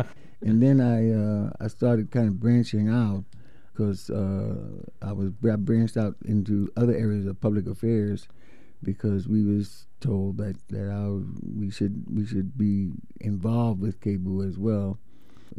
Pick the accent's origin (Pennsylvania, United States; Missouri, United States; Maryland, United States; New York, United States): New York, United States; moved away; I'm from New York